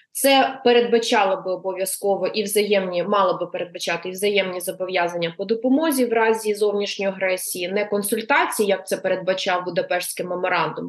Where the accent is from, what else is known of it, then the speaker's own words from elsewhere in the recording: Luhansk Oblast, Ukraine; moved away; я сама з Луганщини, е, я там виросла.